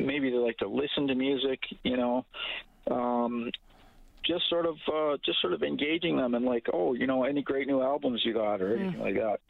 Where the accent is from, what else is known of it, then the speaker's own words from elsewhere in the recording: St. Albert, Alberta, Canada; moved away as an adult; now in Edmonton, Canada; I grew up in St. Albert, and I'm sort of cut off from St. Albert